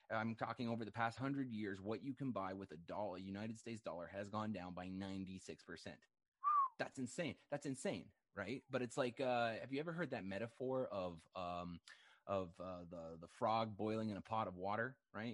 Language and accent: English; Canada; I'm a Canadian